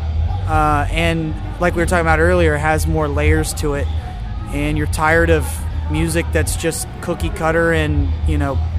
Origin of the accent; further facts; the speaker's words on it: San Antonio, Texas, United States; we're from San Antonio